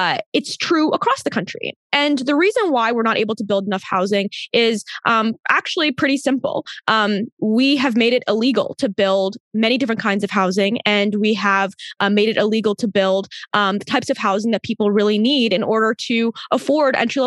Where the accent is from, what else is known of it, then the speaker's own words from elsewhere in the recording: Maryland, United States; I grew up in Maryland